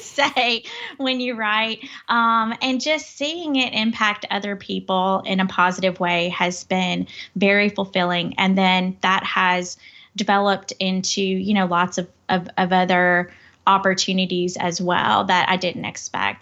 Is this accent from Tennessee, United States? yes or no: yes; Crockett County, West Tennessee, United States; also born or lived in Memphis; I come from West Tennessee. It's a, a small town. It's, uh, Crockett County